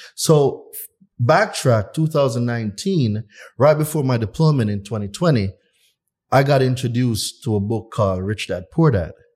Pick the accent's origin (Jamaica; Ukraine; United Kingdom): Jamaica; moved away as an adult; I'm not from here. I was born in Jamaica. At nineteen years old, I left Jamaica